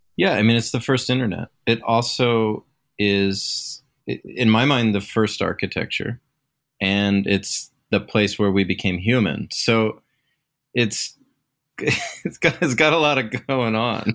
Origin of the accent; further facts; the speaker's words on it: Pacific Northwest, United States; I'm, I'm from the Great Pacific Northwest. And when you're from here, it's hard to ever leave